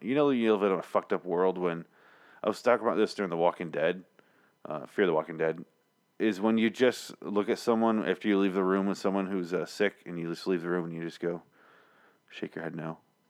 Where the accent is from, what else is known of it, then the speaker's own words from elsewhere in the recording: Cincinnati, Ohio, United States; I'm from Cincinnati.